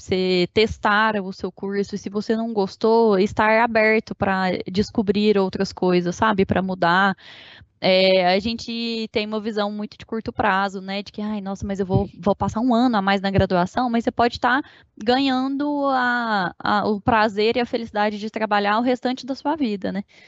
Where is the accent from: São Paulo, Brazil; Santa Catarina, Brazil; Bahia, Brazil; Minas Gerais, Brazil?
Minas Gerais, Brazil; Uberlândia; fui nascida e criada em Uberlândia, Minas Gerais